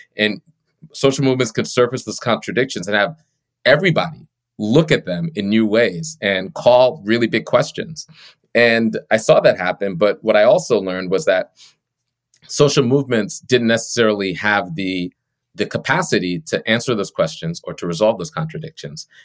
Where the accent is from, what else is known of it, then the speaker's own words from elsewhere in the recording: Long Island, New York, United States; I grew up on Long Island, on the South Shore of Long Island, in uh, a Caribbean immigrant household